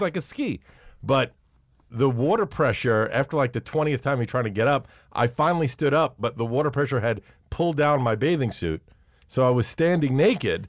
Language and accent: English; Brooklyn, New York, United States; born or raised there; also born or lived in Manhattan